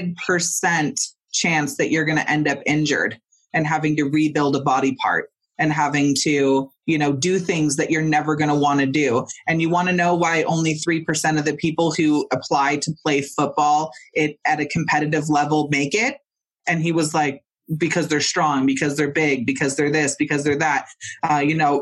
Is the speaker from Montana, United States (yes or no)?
no; Mendocino, California, United States; I'm from Mendocino and Northern California